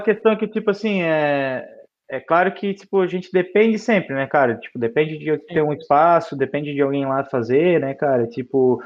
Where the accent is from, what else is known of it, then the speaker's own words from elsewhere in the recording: Blumenau, Santa Catarina, Brazil; como a gente é de Blumenau